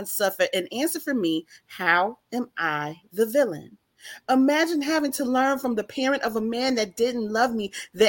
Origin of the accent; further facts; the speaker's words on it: Chicago, Illinois, United States; now in Monroe, United States; I was born and raised in Chicago, Illinois, but I live in Monroe, Louisiana